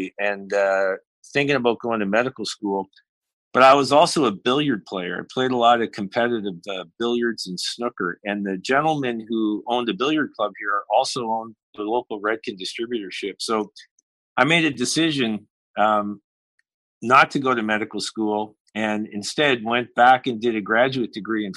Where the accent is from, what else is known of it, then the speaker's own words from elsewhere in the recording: Halifax, Nova Scotia, Canada; I grew up in Halifax